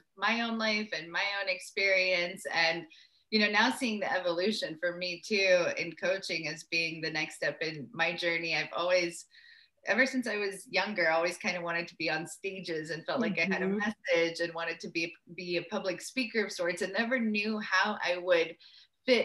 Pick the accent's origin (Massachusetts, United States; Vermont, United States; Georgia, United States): Georgia, United States; Atlanta; moved away; also born or lived in Uzbekistan / Jerusalem / Brooklyn / Maui, Hawaii; I was born in Uzbekistan and my family moved to Atlanta, Georgia in 1994 when I was 7 years old